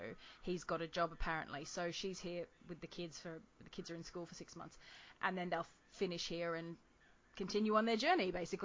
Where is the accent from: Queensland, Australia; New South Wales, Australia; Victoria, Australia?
Queensland, Australia; Albany Creek; like the skate rink where I grew up in Albany Creek.